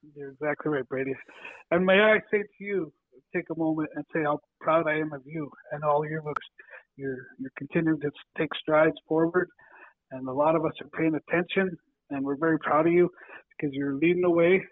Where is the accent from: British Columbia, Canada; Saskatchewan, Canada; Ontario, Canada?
Saskatchewan, Canada; Estevan; came up from Estevan and Alameda and all over my hometown